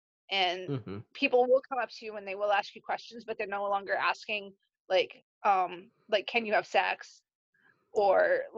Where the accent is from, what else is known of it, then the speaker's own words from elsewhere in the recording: Ireland; sorry, I'm Irish, I tell a long story.